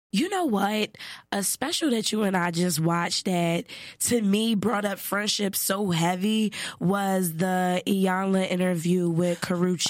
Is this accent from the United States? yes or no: yes; Philadelphia, Pennsylvania, United States; I'm from Philly